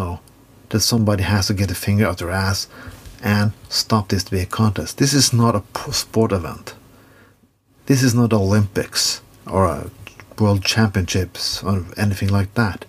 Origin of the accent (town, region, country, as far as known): Norway